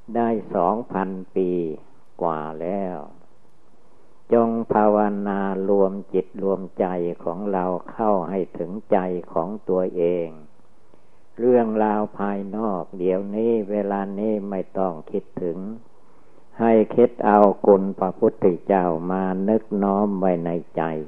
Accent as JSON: {"language": "Thai", "country": "Thailand", "said": "เมืองไทยเรา"}